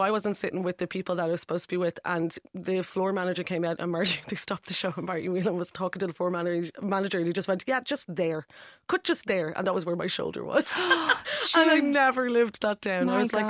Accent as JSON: {"language": "English", "country": "Ireland"}